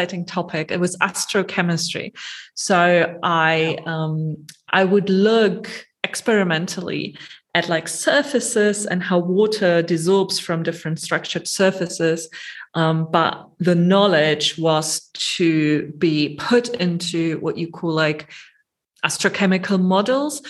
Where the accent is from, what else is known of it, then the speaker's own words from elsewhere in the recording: Germany; moved away as an adult; also born or lived in Gothenburg, Sweden; I grew up in Germany, did my undergraduate degrees there, and then moved to Sweden for my PhD